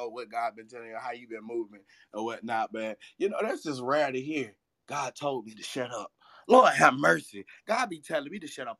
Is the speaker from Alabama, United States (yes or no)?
yes; Alabama, United States; I was born in Alabama